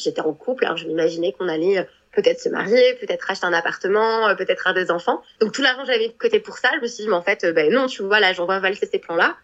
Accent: Annecy, Auvergne-Rhône-Alpes, France; first language French; moved away as an adult; also born or lived in Aix-les-Bains, Savoie; now in New Zealand; Je suis née en France. J'ai grandi dans les Alpes euh, en France, donc euh, j'ai grandi en Haute-Savoie puis en Savoie. Donc pour ceux qui connaissent, donc euh, j'ai grandi dans la magnifique ville d'Annecy

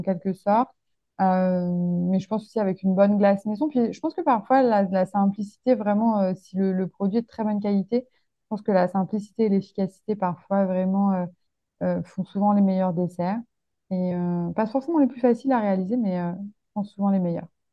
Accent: Lyon, Auvergne-Rhône-Alpes, France; je suis originaire de Lyon

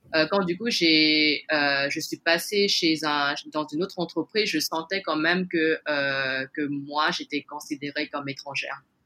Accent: French Guiana; moved away as an adult; now in Hong Kong; Je suis née en Guyane, euh, d'origine chinoise

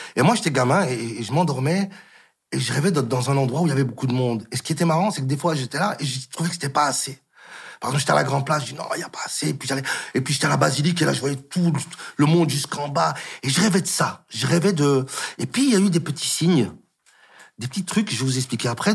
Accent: Molenbeek-Saint-Jean, Brussels-Capital Region, Belgium; Je suis un gars de Molenbeek qui, qui, qui, qui n'a jamais quitté Bruxelles

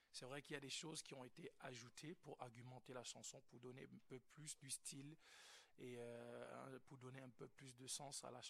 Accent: Cameroon; moved away; je suis camerounais

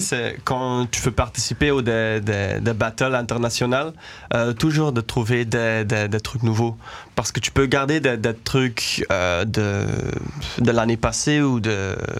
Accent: Denderleeuw, Flanders, Belgium; also born or lived in Aalst; now in Brussels, Belgium; moi je suis né à Alost. Euh, quand j'étais à l'école, c'était à Danderleu et maintenant j'habite à Bruxelles, à Anderlecht

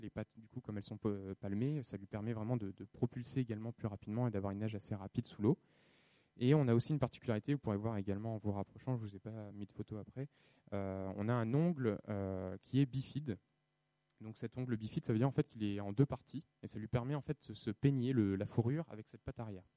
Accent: France; chez nous en France

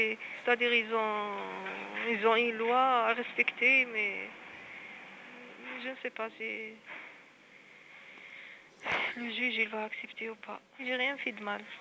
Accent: Algiers, Algiers Province, Algeria; de Alger.

